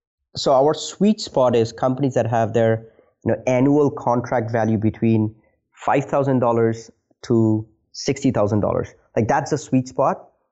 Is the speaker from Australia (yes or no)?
no; India; Interesting fact is I am originally from India.